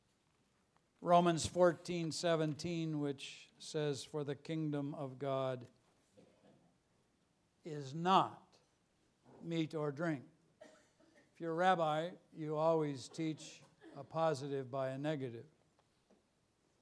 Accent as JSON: {"language": "English", "town": "Los Angeles", "region": "California", "country": "United States", "said": "I'm from Los Angeles"}